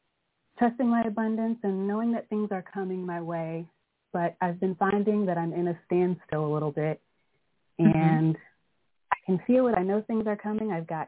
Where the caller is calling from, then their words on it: Indianapolis, Indiana, United States; I'm calling from Indianapolis, Indiana.